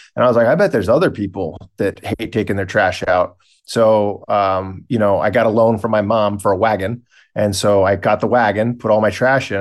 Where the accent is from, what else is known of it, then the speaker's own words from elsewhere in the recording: Boston, Massachusetts, United States; We are located in Boston, Massachusetts, so where I was born and raised